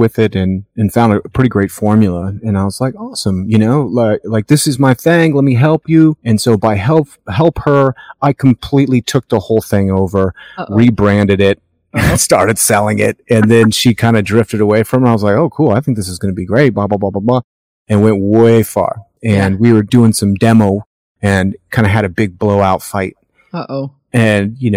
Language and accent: English; Colorado, United States; we're Colorado people.